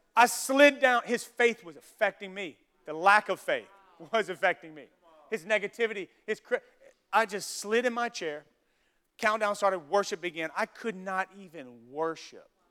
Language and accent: English; Louisiana, United States; I'm from Louisiana, from the South